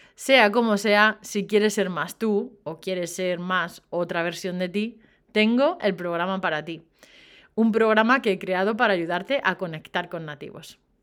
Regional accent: Spain; yo soy española

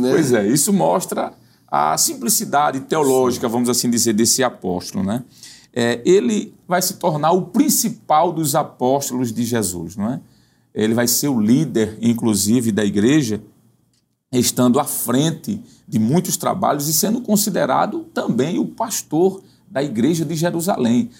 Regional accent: Northeast Region, Brazil; accent: Nordestino; aquele sotaque nosso aqui, típico do Nordeste

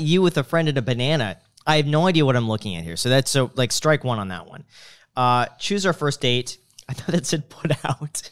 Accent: Michigan, United States; moved away; as a Michigander

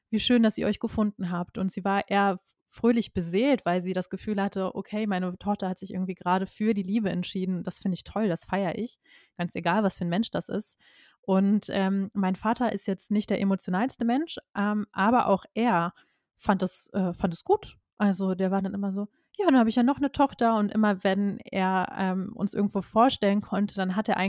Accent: North Rhine-Westphalia, Germany; und ich komme aus dem Kreis Köln

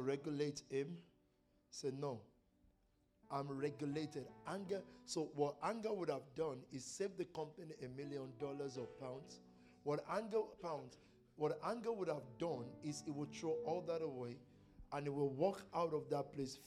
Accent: Nigeria; I'm from Nigeria

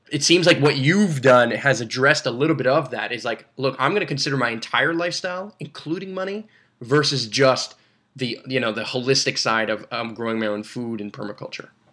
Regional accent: Brossard, Quebec, Canada; I was born and raised in Brossard

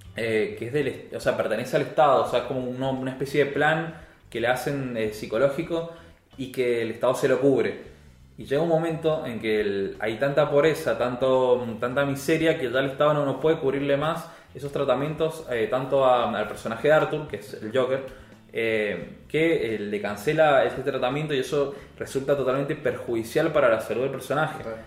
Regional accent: Argentina; yo como argentino

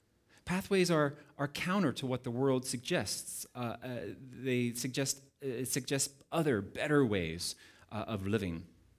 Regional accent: United States; now in Cape Town, South Africa; I'm not from here, as you can probably tell. I'm originally from the United States, but Cape Town, specifically the Valley, we have called home for the last 12 and a half years

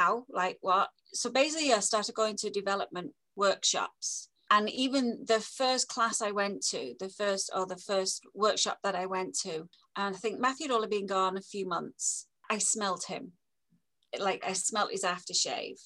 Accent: England, United Kingdom; moved away; I'm English

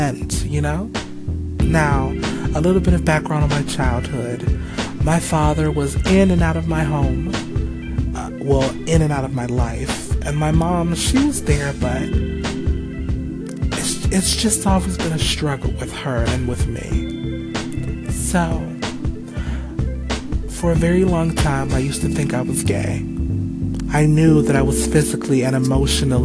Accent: Cleveland, Ohio, United States; moved away as an adult; also born or lived in Los Angeles, California / Grand Rapids, Michigan; Cleveland, Ohio is my hometown. I was born and raised here

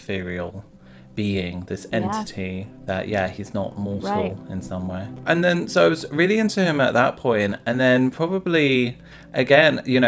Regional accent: London, United Kingdom; I'm from London

